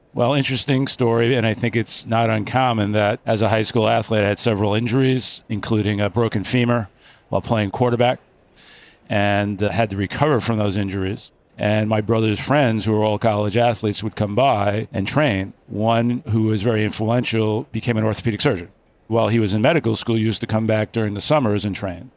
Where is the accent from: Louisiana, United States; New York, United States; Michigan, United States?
New York, United States; Long Island; moved away as an adult; also born or lived in Albany, New York; now in Manhattan Beach, United States; I grew up on Long Island.